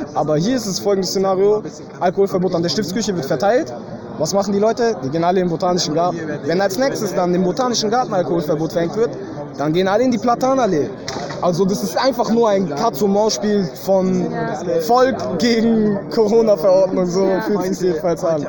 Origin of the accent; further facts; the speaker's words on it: Stuttgart, Baden-Württemberg, Germany; ich komme aus Stuttgart